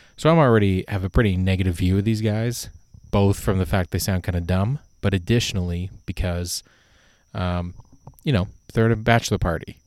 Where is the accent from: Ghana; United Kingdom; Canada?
Canada; I'm Canadian